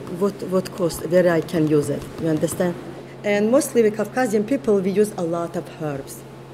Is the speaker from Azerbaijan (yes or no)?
yes; Qusar, Qusar District, Azerbaijan; born or raised there; English is a second language; moved away as an adult; now in Brooklyn, United States